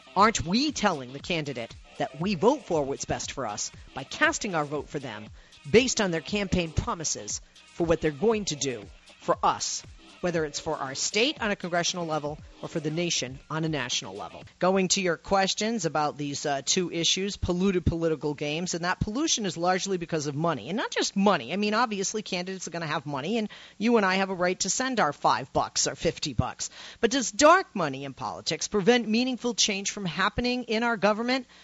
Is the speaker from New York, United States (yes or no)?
no; Massachusetts, United States; moved away; from my home state originally